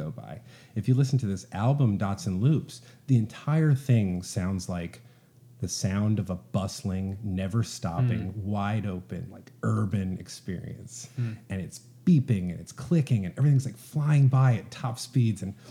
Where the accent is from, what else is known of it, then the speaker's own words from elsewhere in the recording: suburbs of Philadelphia, Pennsylvania, United States; she and I are both from the suburbs of Philly.